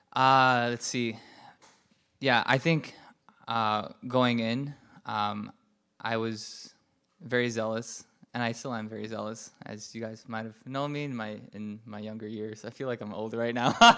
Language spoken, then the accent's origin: English; New York City, New York, United States; I was just walking around New York City, where I'm from